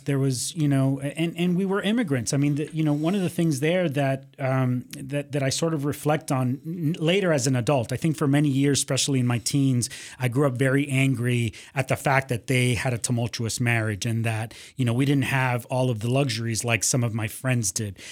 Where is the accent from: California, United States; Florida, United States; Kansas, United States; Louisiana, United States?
Florida, United States; Miami; also born or lived in Cuba; I grew up in Miami, uh, you know, party town